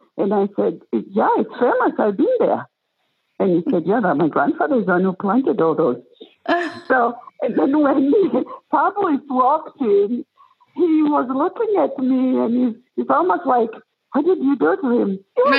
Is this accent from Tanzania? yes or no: yes; Tanzania; born there; And so I told him I was born in Tanzania.